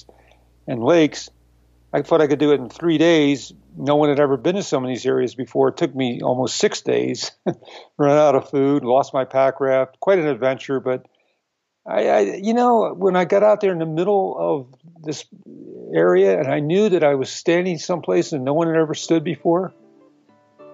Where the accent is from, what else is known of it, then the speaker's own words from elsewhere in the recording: Philadelphia, Pennsylvania, United States; I was raised in Philadelphia